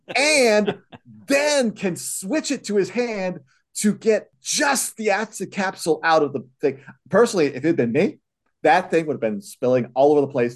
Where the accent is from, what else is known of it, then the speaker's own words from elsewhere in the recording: Chicago, Illinois, United States; I was in the Chicago area myself